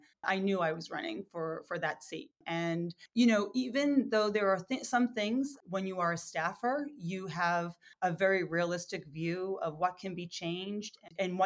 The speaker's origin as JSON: {"language": "English", "town": "Lowell", "region": "Massachusetts", "country": "United States", "tie": "born or raised there", "said": "my hometown of Lowell and those surrounding communities"}